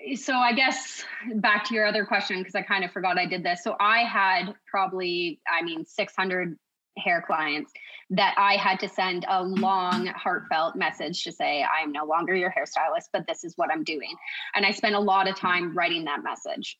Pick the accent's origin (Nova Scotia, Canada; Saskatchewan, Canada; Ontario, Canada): Ontario, Canada; Kawartha Lakes; So, I'm from Kawartha Lakes. I was born and raised.